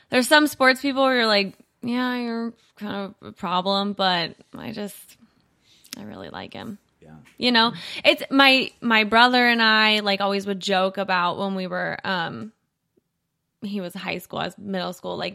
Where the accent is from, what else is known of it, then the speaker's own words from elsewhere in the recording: Indiana, United States; also born or lived in Ohio / Kentucky; But I was born in Ohio. We moved hmm. around quite a bit before I got to Kentucky. Um I went to probably the majority of my schooling in very rural Indiana.